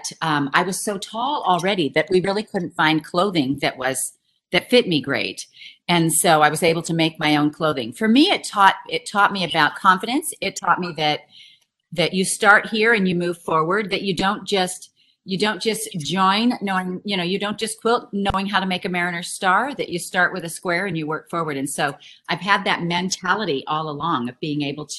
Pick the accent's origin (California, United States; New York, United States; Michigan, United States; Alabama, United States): California, United States; San Luis Obispo; moved away as an adult; also born or lived in Salinas Valley, California; now in Hamilton, Missouri, United States; I was born in San Luis Obispo